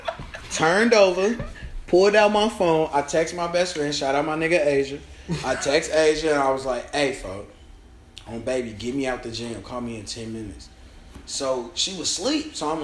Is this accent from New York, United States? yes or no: no; Virginia, United States; growing up in Virginia